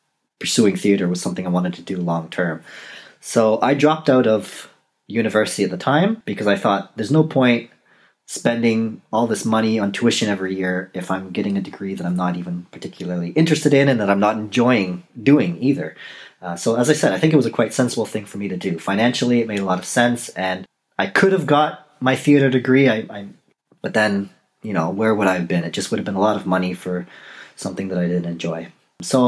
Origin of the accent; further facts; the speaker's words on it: Canada; moved away; I am Canadian. I was born in Canada. It's been a while since I lived in Canada